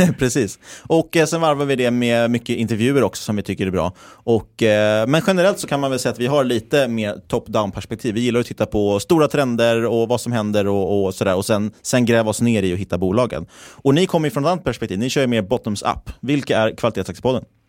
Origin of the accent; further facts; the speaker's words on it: Stockholm, Stockholm County, Sweden; moved away; also born or lived in Linköping; vi är ju bägge stockholmare, men vi har ju bägge pluggat här i Linköping